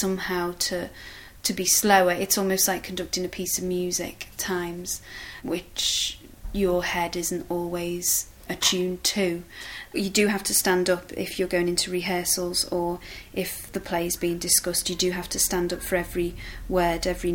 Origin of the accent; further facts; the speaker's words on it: Liverpool, North West England, United Kingdom; I'm from Liverpool